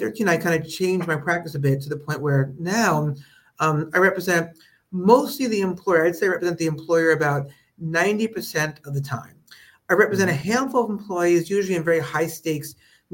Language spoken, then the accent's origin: English; Long Island, New York, United States; also born or lived in Brooklyn, New York; my parents moved to Long Island when I was a kid. So I grew up in a suburb of New York